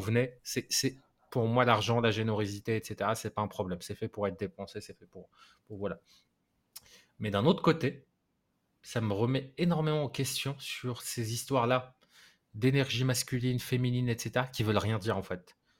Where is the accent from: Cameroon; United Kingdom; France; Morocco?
Morocco; j'ai grandi au Maroc